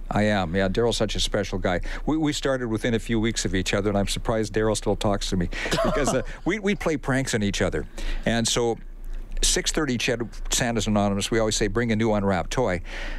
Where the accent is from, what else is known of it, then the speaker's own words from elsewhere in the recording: Saskatchewan, Canada; When I first came to town, I came here from Saskatchewan. And, of course, if you come here from Saskatchewan and you renounce the Rough Riders, you can't go back east again.